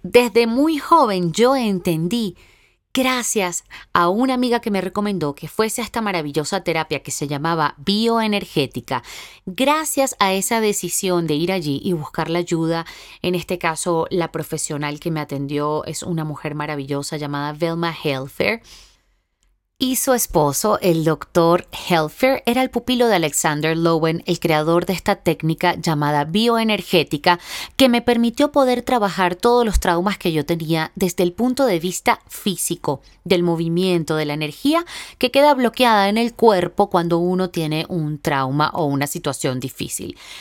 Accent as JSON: {"language": "Spanish", "country": "Venezuela", "tie": "born or raised there", "also_born_or_lived": "Boston", "said": "en mi país, en Venezuela"}